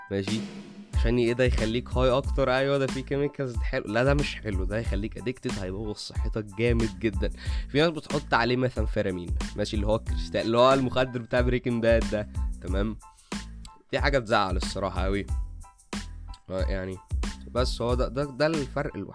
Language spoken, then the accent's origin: Arabic; Egypt; عامه عندنا في مصر حاجه اسمها البني والاخضر